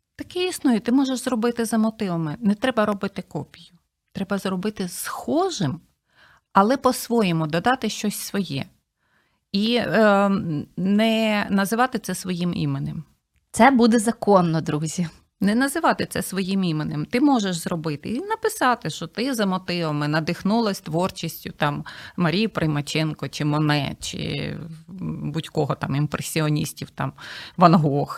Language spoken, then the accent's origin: Ukrainian; Kosiv, Ivano-Frankivsk Oblast, Ukraine; moved away as an adult; now in Kyiv, Ukraine; я е, сама родом з Косова, Івано-Франківської